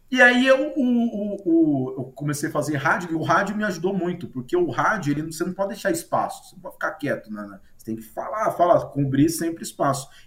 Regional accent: Marília, São Paulo, Brazil; Eu sou de Marília, interior de São Paulo, eu era repórter de rádio, né?

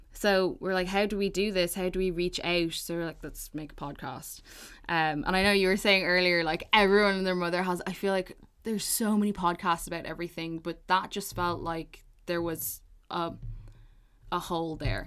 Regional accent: Balbriggan, Leinster, Ireland; the people that I grew up with in Balbriggan, shout out B10

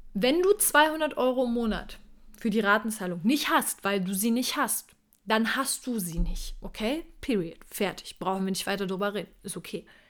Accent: Berlin, Germany; moved away; ich komme ursprünglich aus Berlin

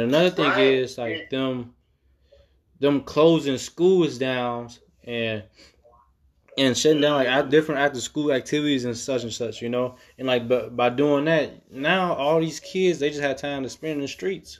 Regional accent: Calumet City, Illinois, United States; growing up in Calumet City, like, it wasn't sweet, bro.

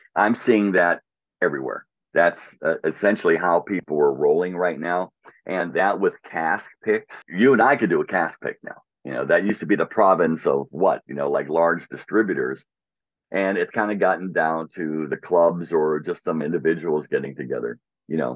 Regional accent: Pittsburgh, Pennsylvania, United States; when I was a kid, li, growing, growing up in Pittsburgh

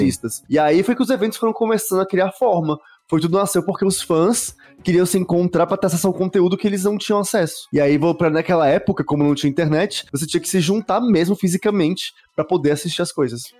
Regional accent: Brasília, Federal District, Brazil; now in São Paulo, Brazil; Lá em Brasília, que é a minha cidade, de onde eu vim

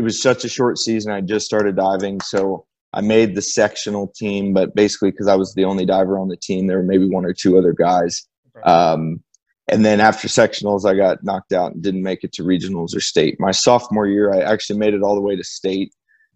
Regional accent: Bloomington, Indiana, United States; Bloomington, my hometown

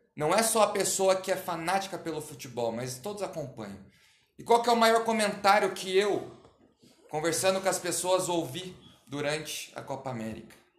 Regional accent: Brazil

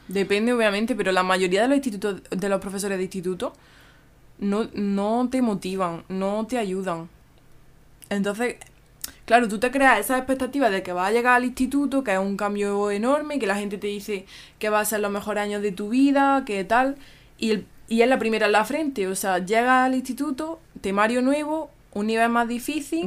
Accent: Spain; si soy de España

